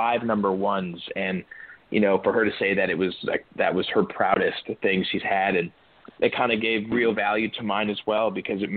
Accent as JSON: {"language": "English", "town": "Toronto", "region": "Ontario", "country": "Canada", "tie": "born or raised there", "moved": "yes", "lives_now": "Nashville, United States", "said": "I was born in Scarborough, and it'd be the closest thing to a hometown"}